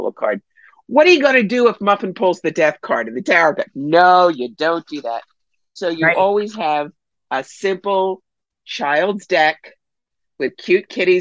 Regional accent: Cherry Hill, New Jersey, United States; now in Northern Catskills, United States; I grew up in Cherry Hill, New Jersey

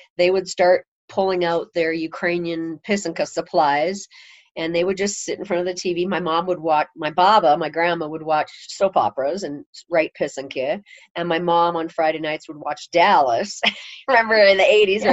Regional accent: Edmonton, Alberta, Canada; moved away as an adult; now in Casper, United States; I grew up in Edmonton.

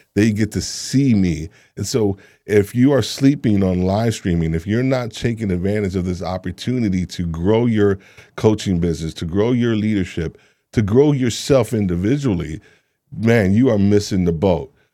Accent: New York, United States; moved away; also born or lived in Atlanta; I'm originally from New York

